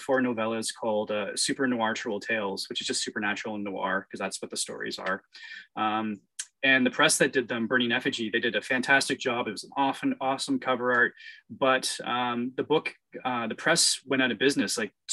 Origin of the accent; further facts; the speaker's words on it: Canada; being Canadian